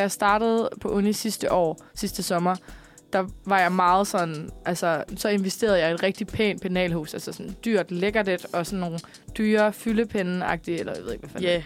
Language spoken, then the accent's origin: Danish; Copenhagen, Capital Region of Denmark, Denmark; mit barndomshjem. Min, øh, min mor og far i sin tid, de boede inde, på, øh, inde, øh, sådan, inde ved, på Vesterbro